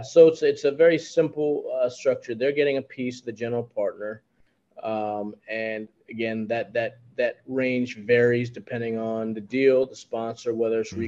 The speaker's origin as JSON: {"language": "English", "region": "New York", "country": "United States", "said": "I'm a New Yorker"}